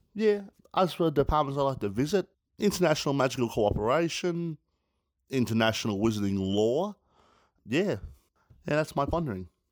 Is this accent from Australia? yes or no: yes; Australia; Being an Aussie